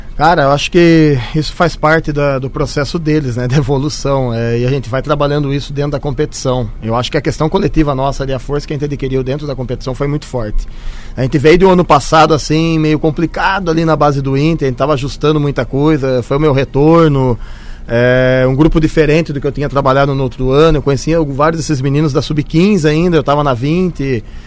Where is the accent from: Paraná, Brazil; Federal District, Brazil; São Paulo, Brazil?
São Paulo, Brazil; Santa Bárbara d'Oeste; Sou do interior de São Paulo, Santa Bárbara do Oeste